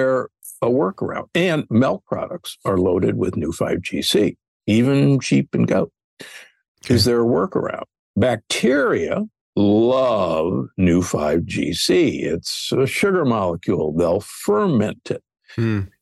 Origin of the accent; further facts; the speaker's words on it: Omaha, Nebraska, United States; I grew up in Omaha, Nebraska, the beef state